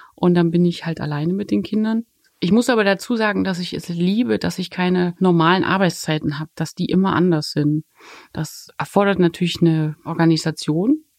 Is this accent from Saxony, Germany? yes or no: yes; Dresden, Saxony, Germany; moved away; ich komme mal aus Dresden